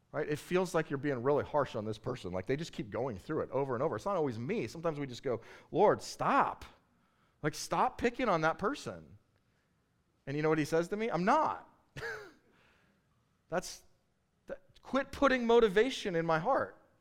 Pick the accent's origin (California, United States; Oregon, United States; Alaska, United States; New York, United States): California, United States; Bakersfield; I grew up in Bakersfield, California, and in Bakersfield, California, everybody hunts